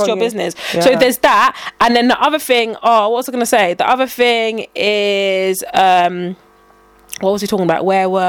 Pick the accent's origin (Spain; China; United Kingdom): United Kingdom; England; if I now say I'm British, or I'm from England, I'm from UK.